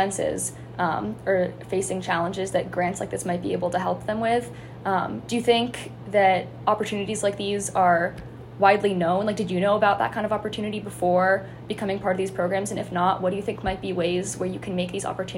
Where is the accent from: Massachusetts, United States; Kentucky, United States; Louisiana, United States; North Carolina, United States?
Massachusetts, United States; Weston; we come from Weston, which is a pretty non-diverse town